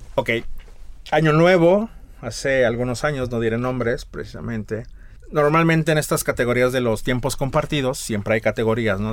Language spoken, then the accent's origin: Spanish; Mexico City, Mexico; also born or lived in Tlaxcala; now in San Miguel de Allende, Mexico; Nací en Ciudad de México, pero he dicho que me nacionalice tlaxcalteca